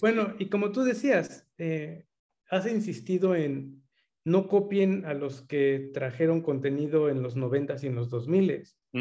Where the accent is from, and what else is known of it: Mexico